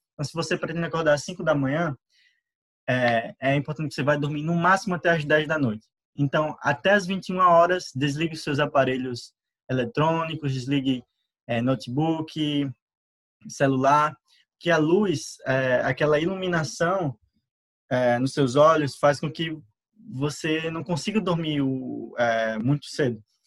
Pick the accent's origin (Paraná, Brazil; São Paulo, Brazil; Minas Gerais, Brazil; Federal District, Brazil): Minas Gerais, Brazil; Sete Lagoas; sou de Marcel Lagoas